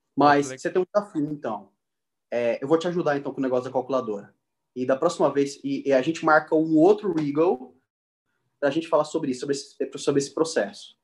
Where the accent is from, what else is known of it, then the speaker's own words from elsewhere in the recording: Três Lagoas, Mato Grosso do Sul, Brazil; moved away as an adult; now in São Paulo, Brazil; Eu vim de Três Lagoas, de uma cidade que a gente se conheceu, eu tenho família lá ainda